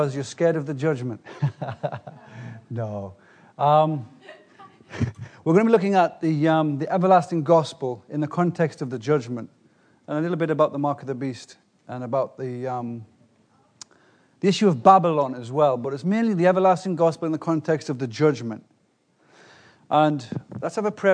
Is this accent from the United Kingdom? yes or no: yes; England, United Kingdom; I'm from England.